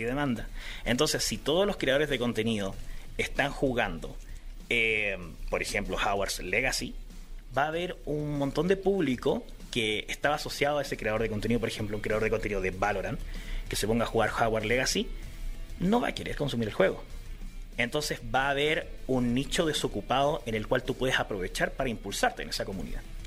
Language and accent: Spanish; Chile